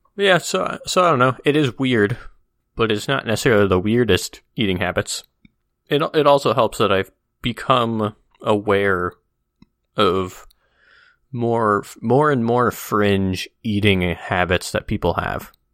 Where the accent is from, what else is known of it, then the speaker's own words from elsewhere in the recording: Midwest, United States; growing up in the Midwest